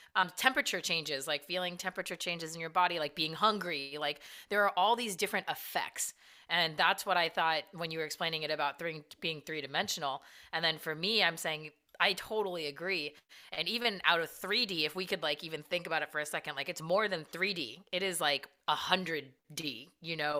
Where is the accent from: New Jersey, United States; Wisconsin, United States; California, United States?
California, United States; moved away; I'm from Cali originally also